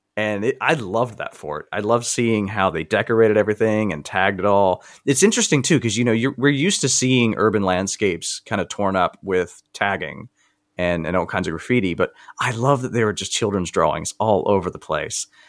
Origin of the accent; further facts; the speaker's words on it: the South, United States; I grew up in the South